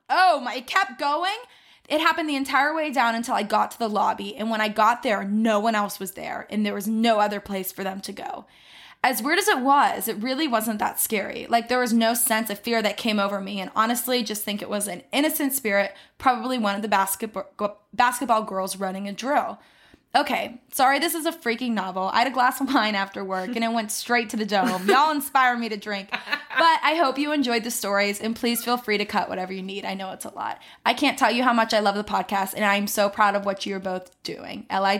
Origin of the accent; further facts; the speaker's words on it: Ohio, United States; I went there my freshman year of college. I grew up in Ohio. Can you even believe my parents lived in San Diego and chose to raise me in Ohio?